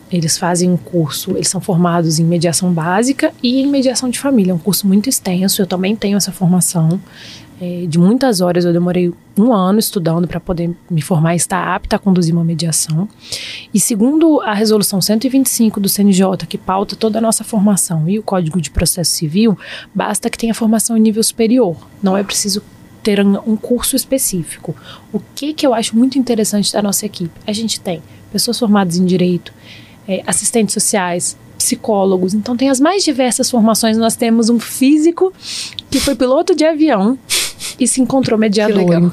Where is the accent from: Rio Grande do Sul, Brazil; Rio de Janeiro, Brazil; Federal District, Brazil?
Federal District, Brazil; Brasília; Eu sou bem, eu sou bem brasiliense para isso.